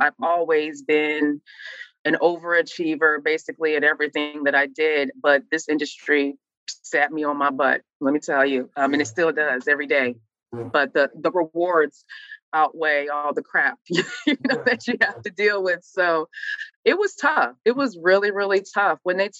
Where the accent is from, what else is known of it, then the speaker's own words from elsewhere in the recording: Midwest, United States; You know, I'm from the Midwest. So the racism in the South is a whole other ball game that I just had never experienced before.